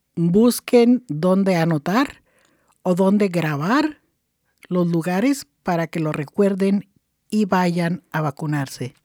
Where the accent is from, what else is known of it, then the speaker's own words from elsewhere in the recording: Chihuahua, Mexico; moved away; En, en mi estado donde yo nací, que es el estado de Chihuahua, la parte norte de, de México